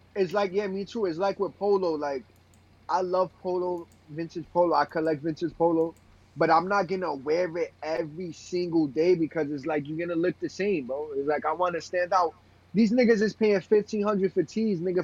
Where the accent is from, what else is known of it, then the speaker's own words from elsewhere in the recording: New York City, New York, United States; I got pride being from Brooklyn